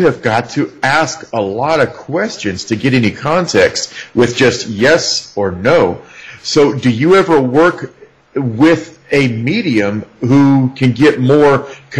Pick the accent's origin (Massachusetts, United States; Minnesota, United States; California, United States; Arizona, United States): Arizona, United States; I grew up in Arizona.